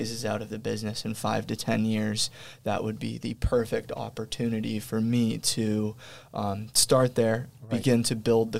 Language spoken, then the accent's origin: English; Sacramento, California, United States; also born or lived in Los Angeles; just wanted to get back up home where I was raised in Sacramento